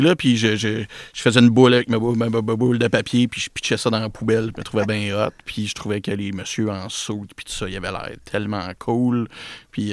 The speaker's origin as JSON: {"language": "French", "town": "Repentigny", "region": "Quebec", "country": "Canada", "tie": "born or raised there", "lives_now": "L'Épiphanie, Canada", "said": "je suis un gars de Repentigny"}